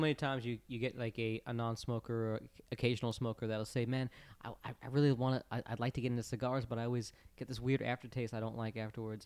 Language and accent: English; Florida, United States; I grew up in Florida